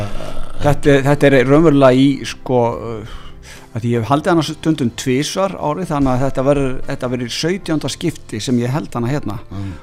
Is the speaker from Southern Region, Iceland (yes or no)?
no; Hafnarfjörður, Capital Region, Iceland; nú er ég komin í heimabæin minn, Hafnarfjörð